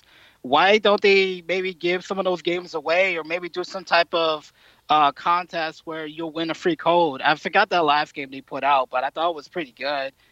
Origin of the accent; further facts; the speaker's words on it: Atlantic City, New Jersey, United States; I'm from Jersey, Atlantic City